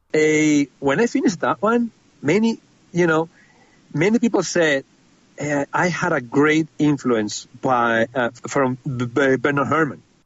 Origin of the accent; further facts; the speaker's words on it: Spain; I'm from Spain